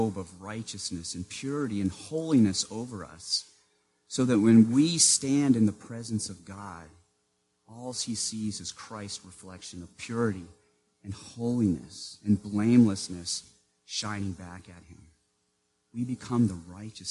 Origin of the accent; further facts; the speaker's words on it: Maine, United States; born or raised there